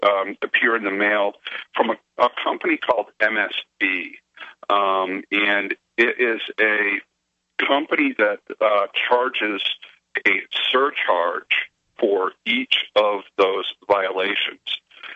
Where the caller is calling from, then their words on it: Maine, United States; from Maine, but this happened in Texas.